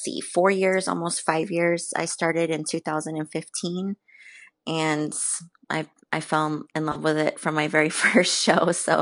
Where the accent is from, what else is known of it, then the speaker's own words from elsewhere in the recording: San Antonio, Texas, United States; I am from born and raised in San Antonio, and I have lived here my entire life.